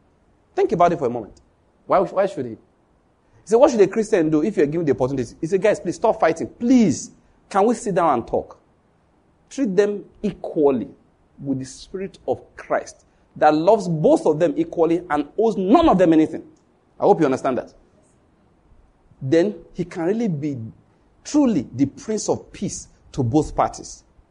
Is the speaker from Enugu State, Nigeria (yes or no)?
no; Borno, Nigeria; Say, do you know where I'm from? Say, I'm from Borno State. I survived Boko Haram.